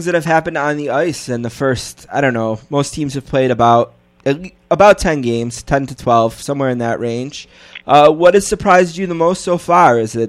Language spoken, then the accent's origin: English; Buffalo, New York, United States; growing up in Buffalo as a hockey fan